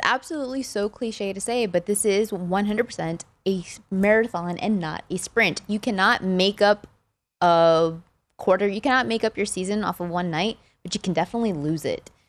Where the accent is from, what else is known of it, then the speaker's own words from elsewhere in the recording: Texas, United States; I was born and raised in Texas